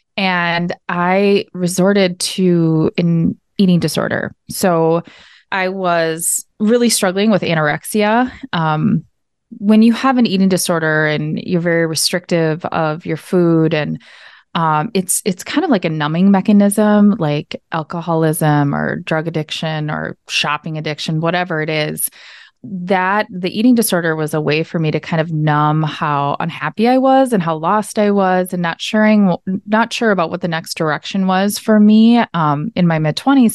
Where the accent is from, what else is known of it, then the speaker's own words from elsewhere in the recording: Minnesota, United States; also born or lived in Arizona; I am from Minnesota. You can probably hear it in the accent. Uh, grew up here